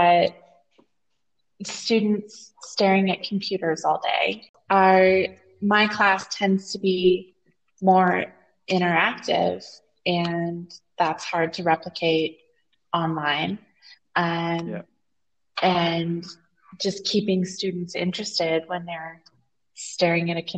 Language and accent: English; United States; moved away as an adult; now in Torreon, Mexico; I'm an American teacher.